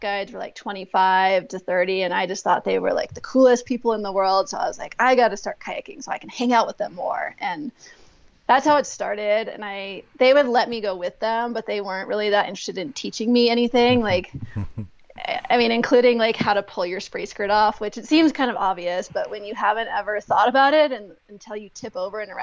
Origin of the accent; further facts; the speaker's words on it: Aspen, Colorado, United States; I grew up in Aspen, Colorado